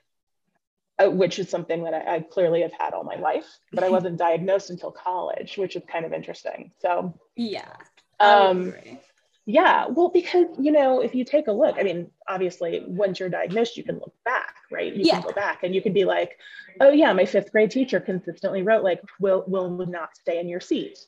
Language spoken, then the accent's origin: English; Phoenix, Arizona, United States; also born or lived in Omaha, Nebraska; I grew up here in Phoenix